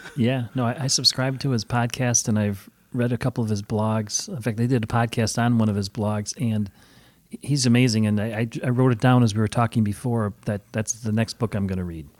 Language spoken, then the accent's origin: English; Chicago, Illinois, United States; now in Valparaiso, United States; I grew up in Chicago